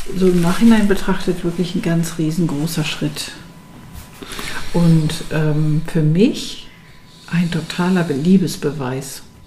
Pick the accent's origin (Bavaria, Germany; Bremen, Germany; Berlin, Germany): Berlin, Germany; Berlin ist meine Stadt und das ist meine Heimat und ich fühle das richtig innerlich und ich will da bleiben